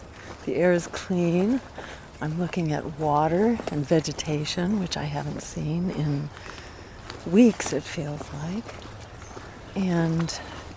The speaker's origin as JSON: {"language": "English", "area": "outside of Boston", "region": "Massachusetts", "country": "United States", "said": "I'm from outside of Boston"}